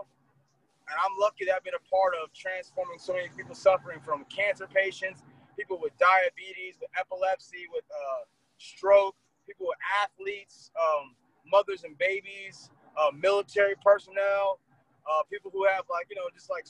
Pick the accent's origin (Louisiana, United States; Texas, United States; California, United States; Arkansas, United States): California, United States; Los Angeles; Born and raised in L.A., grew up in the Crenshaw area. So California is home.